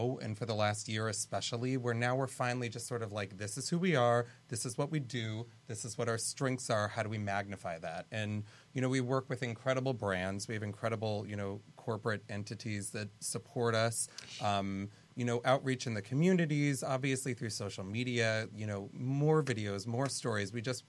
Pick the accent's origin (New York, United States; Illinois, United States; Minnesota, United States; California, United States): California, United States; San Diego; and ironically, I'm from San Diego.